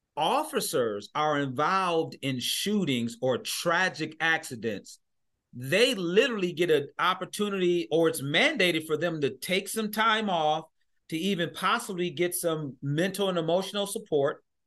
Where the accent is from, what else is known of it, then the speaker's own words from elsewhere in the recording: Michigan, United States; I'm from Michigan